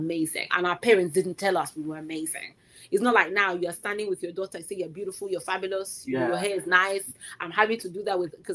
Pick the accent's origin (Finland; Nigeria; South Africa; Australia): Nigeria; a Nigerian Yoruba speaker